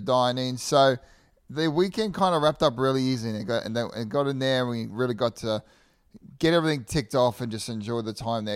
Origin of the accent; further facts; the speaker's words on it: Australia; now in United States; I'm from Australia.